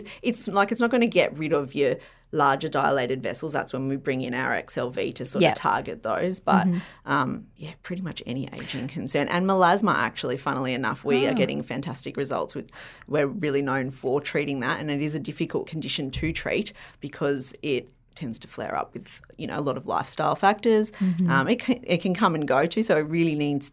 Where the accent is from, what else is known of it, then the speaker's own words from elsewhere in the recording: Byron Bay, New South Wales, Australia; growing up in Byron.